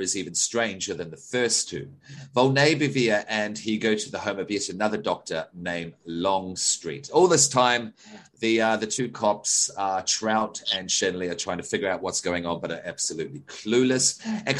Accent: Australia; as an Australian

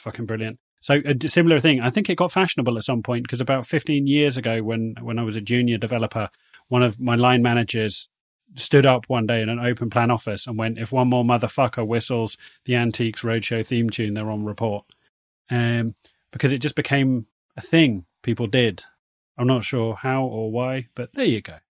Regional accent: United Kingdom; accent: posh British; our very posh British accents

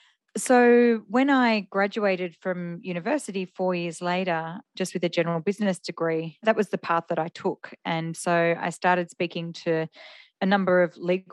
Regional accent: Melbourne, Victoria, Australia; Gosh, we're going back quite a while because I'm turning 50 this year, so I don't mind if I say my age. So in Melbourne

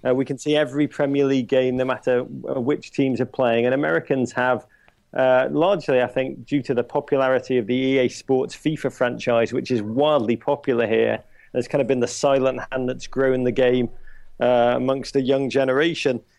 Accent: Liverpool, North West England, United Kingdom; being English blokes coming from Liverpool

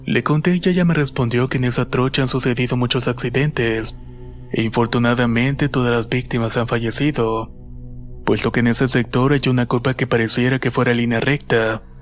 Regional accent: Villa del Rosario, Norte de Santander, Colombia; Soy de Villa de Rosario Norte de Santander, Colombia. Soy ciclista

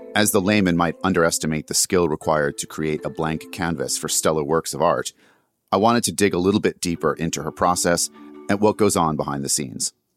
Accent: outside of New York, United States; I grew up outside of New York

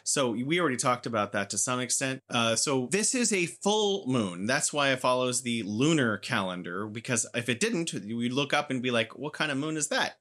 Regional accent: United States; also born or lived in San Francisco; I am an American

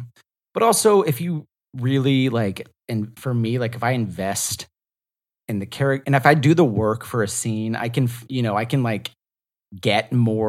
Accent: the South, United States; I'm from the South, so I could judge your Southern accent.

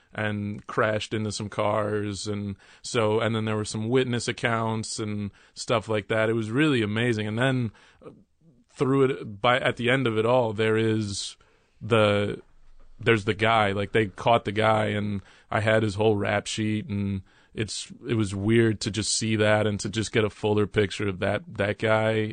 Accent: Dallas, Texas, United States; also born or lived in New York City; now in Brooklyn, United States; my mother, stepfather, and I moved to Texas, and we moved to Dallas, Texas

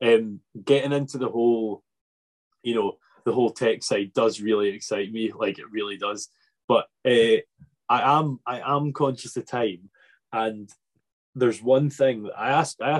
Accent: Arran, Scotland, United Kingdom; moved away; I'm from Arran. I don't live on Arran, but I'm from Arran

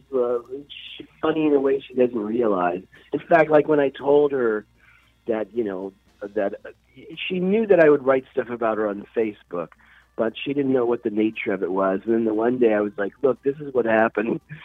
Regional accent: New Jersey, United States; also born or lived in Connecticut; now in Florida, United States; I loved New Jersey growing up in New Jersey

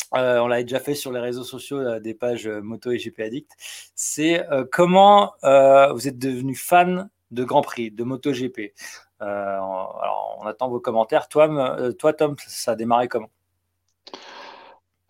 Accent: Le Mans, Pays de la Loire, France; je suis du Mans

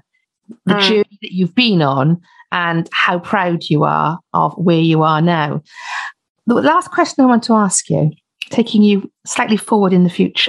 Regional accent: Welsh, Wales, United Kingdom; we're Welsh

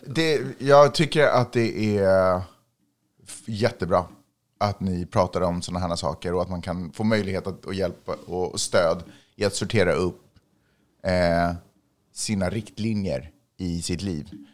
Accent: Sweden; now in Los Angeles, United States; jag är från Sverige

